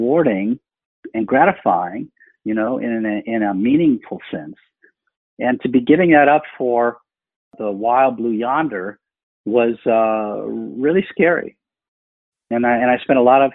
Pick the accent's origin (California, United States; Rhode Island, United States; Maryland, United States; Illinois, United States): California, United States; moved away as an adult; growing up in California, I was working on Bobby Kennedy's presidential campaign